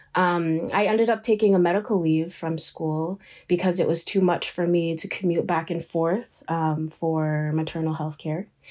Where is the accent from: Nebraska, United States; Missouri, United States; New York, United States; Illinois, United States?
New York, United States; Shinnecock Nation, eastern Long Island; I am from the Shinnecock Nation. We are located on the eastern end of Long Island, um, in New York. I am born and raised here.